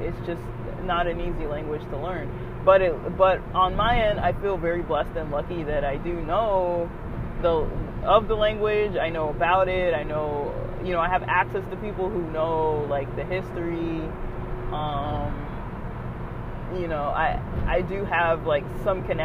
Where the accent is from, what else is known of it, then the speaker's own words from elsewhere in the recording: United States; I'm clearly American, too. I was raised in the U.S.